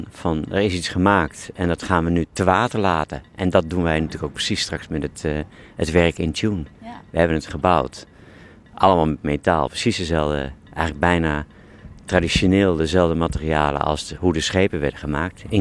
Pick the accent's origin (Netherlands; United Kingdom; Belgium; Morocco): United Kingdom; London; Eh, ja, want ik kwam uit Londen, ehm, woonde in Geuzenveld.